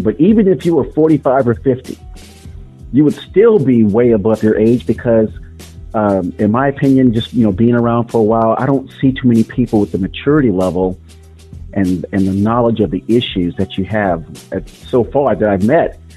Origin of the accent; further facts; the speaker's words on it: Florida, United States; moved away; I'm from Florida originally, which is another uh, great uh, place to, to, to have grown up.